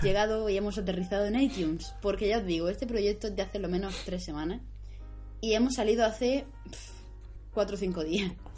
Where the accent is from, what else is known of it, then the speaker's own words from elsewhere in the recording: Alcantarilla, Region of Murcia, Spain; aquí a Alcantarilla, a mi pueblo